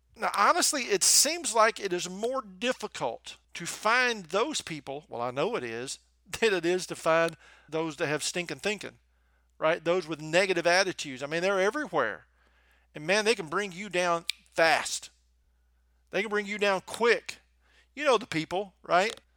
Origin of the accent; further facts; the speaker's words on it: the South, United States; accent: Southern; in case you couldn't tell from my accent, I'm from the South